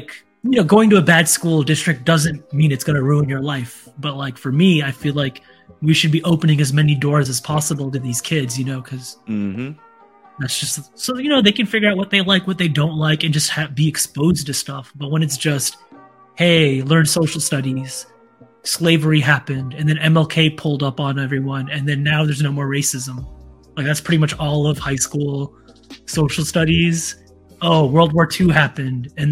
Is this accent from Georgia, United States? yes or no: yes; McRae, Georgia, United States; born or raised there; also born or lived in Toronto